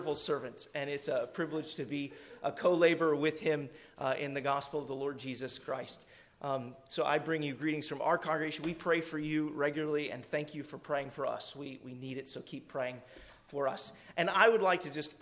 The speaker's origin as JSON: {"language": "English", "region": "Arkansas", "country": "United States", "tie": "born or raised there", "said": "You might could say, I was born in Arkansas, so might could is a southern phrase"}